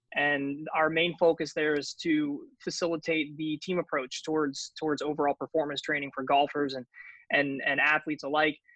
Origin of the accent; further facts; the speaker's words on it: New Jersey, United States; I grew up in New Jersey